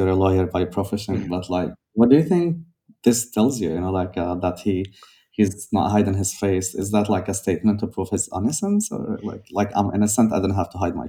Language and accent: English; Syria; me as a Syrian growing up in Syria